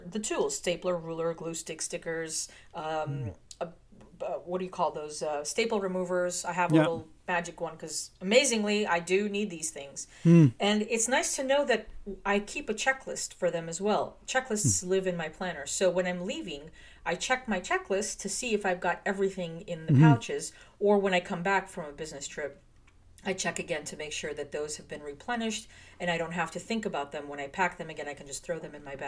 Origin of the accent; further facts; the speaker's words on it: United States; as the American